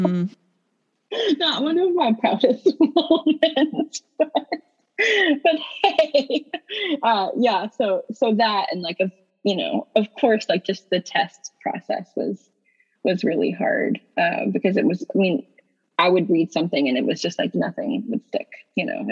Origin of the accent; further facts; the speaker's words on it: Eastern Kentucky, United States; I'm from Eastern Kentucky, where mental health is just not something that most people talk about